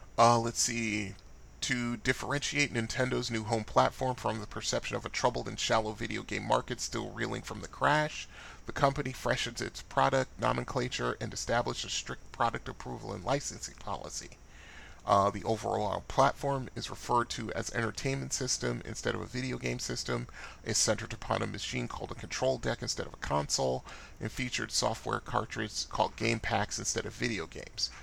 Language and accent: English; Bridgeport, Connecticut, United States; I'm from Bridgeport, Connecticut, which is only uh, a 60-minute drive from New York City.